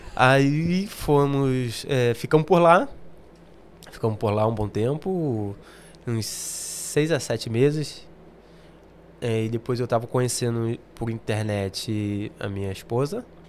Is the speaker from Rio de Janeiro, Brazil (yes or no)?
yes; Rio de Janeiro, Brazil; accent: carioca; moved away as an adult; now in England, United Kingdom; criado mesmo no Rio